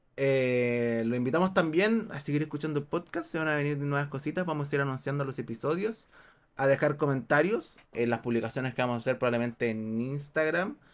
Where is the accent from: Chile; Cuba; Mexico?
Chile; Acá, por ejemplo, en Chile, acá, bueno, hablamos todos español